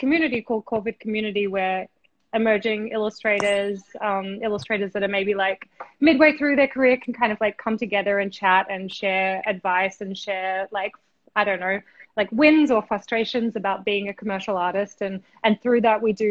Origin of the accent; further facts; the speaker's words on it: Australia; also born or lived in Brooklyn, New York; now in New York, United States; I'm originally from Australia, but I live in New York. I'm chatting to you from Brooklyn right now.